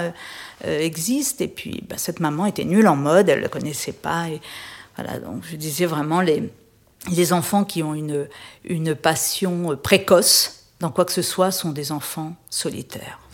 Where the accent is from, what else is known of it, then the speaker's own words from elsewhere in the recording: Réunion; moved away as an adult; also born or lived in Paris; now in Menton, France; j'ai quitté la Réunion après mon bac euh, au début des années 80